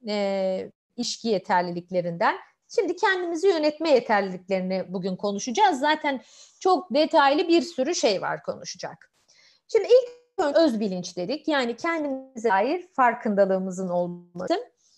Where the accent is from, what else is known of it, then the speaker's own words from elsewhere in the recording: Malatya, Turkey; Ben kendim Malatyalıyım